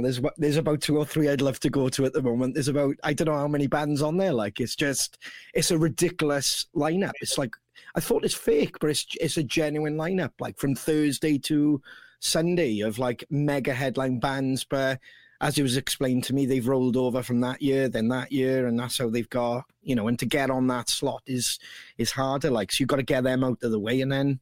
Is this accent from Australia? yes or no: no; Wales, United Kingdom; oh, Wales